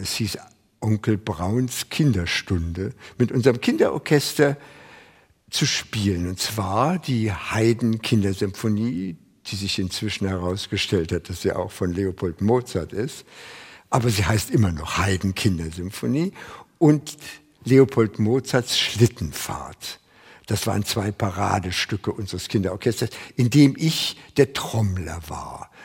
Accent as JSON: {"language": "German", "area": "Lankwitz", "region": "Berlin", "country": "Germany", "tie": "born or raised there", "said": "1924 in Langwitz geboren"}